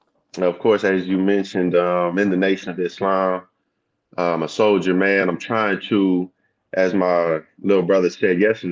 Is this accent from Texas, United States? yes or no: yes; Texas, United States; also born or lived in Louisiana / California; And I come from Southeast Texas. I moved around a lot when I was younger. My pops was in the military, so I went from Louisiana, Texas, to California, back to Texas, to Louisiana again for a little while.